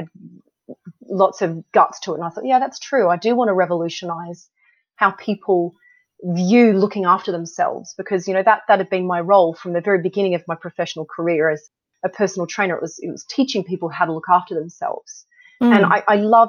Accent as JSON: {"language": "English", "country": "Australia", "tie": "born or raised there", "moved": "as an adult", "lives_now": "United Kingdom", "said": "I grew up in Australia. I wanted to go back to Sydney to start a family"}